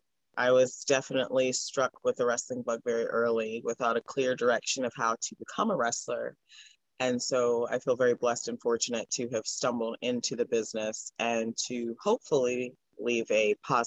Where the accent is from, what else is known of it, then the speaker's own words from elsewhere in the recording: Houston, Texas, United States; now in North Carolina, United States; I'm originally from Houston, Texas, but I reside in North Carolina now.